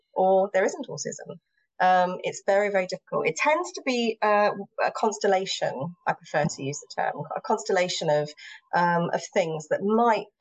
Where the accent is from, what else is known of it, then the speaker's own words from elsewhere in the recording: England, United Kingdom; first language English; I'm English.